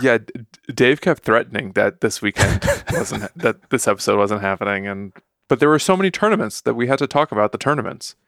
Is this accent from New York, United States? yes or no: no; Chicago, Illinois, United States; I'm from Chicago, so, like, ketchup is kind of persona non grata where I'm from